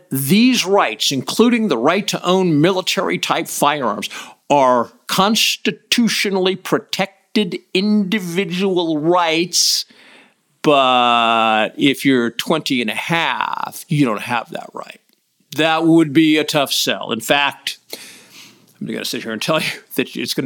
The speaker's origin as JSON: {"language": "English", "country": "United States", "said": "an American"}